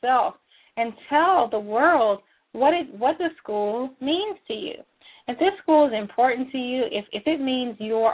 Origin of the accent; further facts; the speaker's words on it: Missouri City, Texas, United States; I came from Willowridge High School